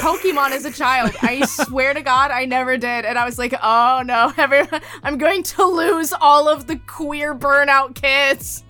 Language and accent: English; Wisconsin, United States; nobody talks about Wisconsin because we don't do anything